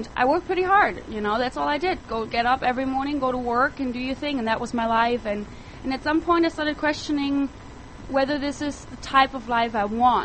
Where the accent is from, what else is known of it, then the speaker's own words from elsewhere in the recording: Germany; moved away as an adult; now in United States; I grew up in Europe. I moved to the United States when I was 20, and living in the heart of Germany... living in the heart of Europe, actually, that is Germany